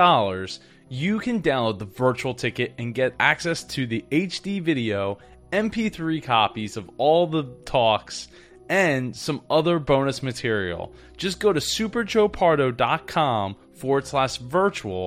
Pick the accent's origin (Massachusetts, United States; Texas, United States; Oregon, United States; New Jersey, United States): New Jersey, United States; I'm from South Jersey. It's just outside of Philly